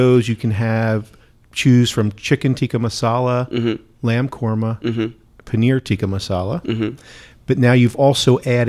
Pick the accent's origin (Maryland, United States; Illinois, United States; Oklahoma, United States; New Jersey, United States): New Jersey, United States; moved away; And I'm originally from New Jersey, which actually has uh-huh. a pretty good Indian population.